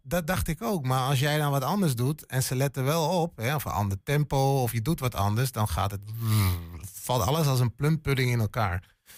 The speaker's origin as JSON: {"language": "Dutch", "town": "Hengelo", "region": "Overijssel", "country": "Netherlands", "tie": "born or raised there", "also_born_or_lived": "western Netherlands", "moved": "as an adult", "said": "ik ben een tukker, geboren en getogen in Hengelo"}